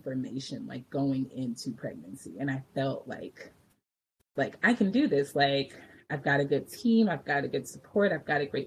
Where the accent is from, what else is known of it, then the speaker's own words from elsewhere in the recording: Richmond, California, United States; also born or lived in Berkeley / Oakland; I grew up in Richmond and then I spent like much of my adult life in Berkeley and Oakland